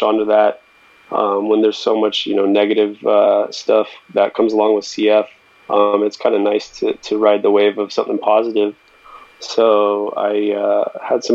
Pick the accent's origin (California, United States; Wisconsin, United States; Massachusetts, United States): California, United States; Bay Area; Born and raised in the Bay Area, very close to yourself, and, been loving living here ever since